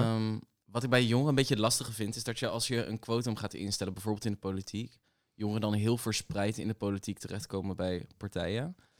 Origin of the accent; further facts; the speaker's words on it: The Hague, South Holland, Netherlands; ik kom zelf dus uit Den Haag. Ehm, en wij hadden een middelbare school naast het katshuis.